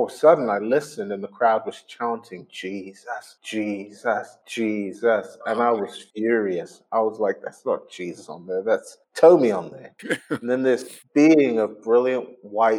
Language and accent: English; Glasgow, Scotland, United Kingdom; accent: Scottish; I grew up in Glasgow. And so I was probably the only black person in existence with a Scottish accent.